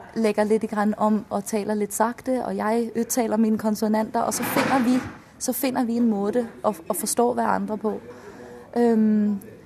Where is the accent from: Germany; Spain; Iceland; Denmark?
Denmark; first language Danish; Norwegian is a second language; moved away as an adult; now in Trondheim, Norway; Det har vi ikke i, i Danmark